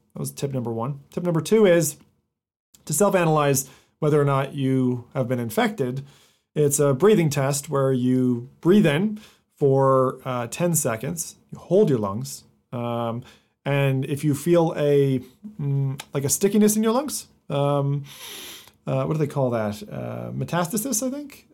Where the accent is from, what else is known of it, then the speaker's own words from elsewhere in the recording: United States; moved away; being half American, I was born there and grew up there